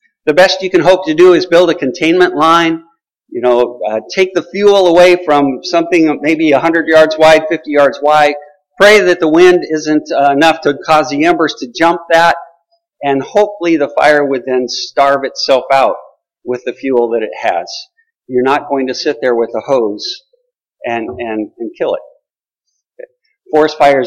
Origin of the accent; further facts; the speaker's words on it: Colorado, United States; I grew up in Colorado